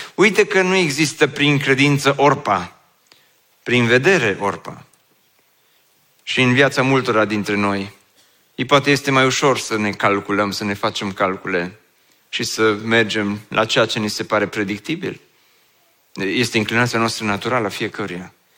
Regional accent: Oradea, Bihor County, Romania; also born or lived in Băile Felix; eu sunt din Oradea

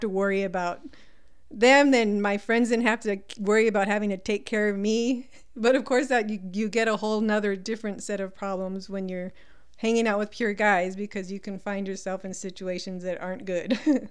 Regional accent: El Paso, Texas, United States; also born or lived in California; I was, um, born in California, but I grew up pretty much in El Paso. I was here by the time I was about five years old

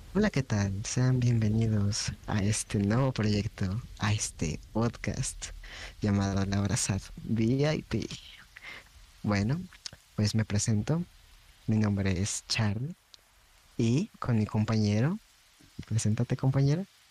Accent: Chile; nosotros venimos de Chile

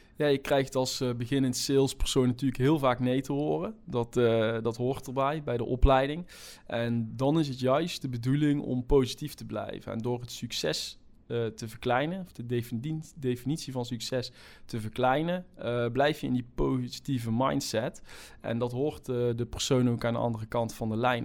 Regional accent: North Brabant, Netherlands; accent: Brabant; in Brabant, waar ik vandaan kom, zoals iedereen wel kan, eh, kan horen

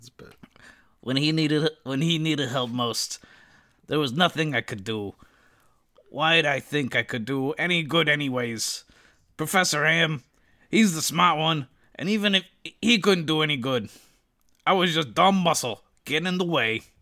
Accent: Australia; born there; despite being born Australian, I don't have a good Australian accent.

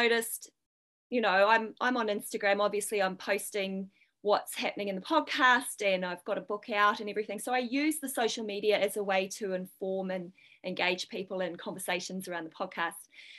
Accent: New Zealand; when I was growing up in New Zealand

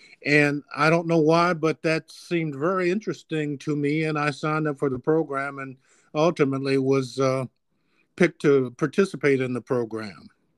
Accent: Gary, Indiana, United States; also born or lived in East Chicago, Indiana; Okay, I grew up in Gary, Indiana. I was born in East Chicago, Indiana, way back in 1946, a long time ago. Lived in East Chicago until I was in third grade. In third grade, my family moved from East Chicago to Gary, Indiana, to a very nice neighborhood.

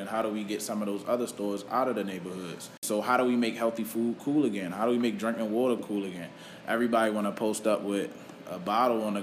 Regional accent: Baltimore, Maryland, United States; We grew up in Baltimore City.

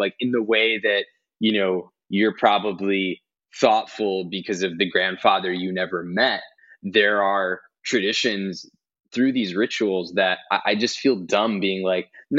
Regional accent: New Jersey, United States; we grew up in Jersey and I grew up around a lot of Italian Christian kids

